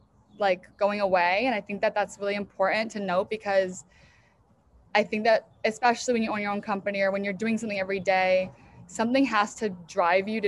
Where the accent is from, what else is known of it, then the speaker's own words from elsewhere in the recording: Chicago, Illinois, United States; moved away; also born or lived in New York; I grew up in Chicago area outside of the city.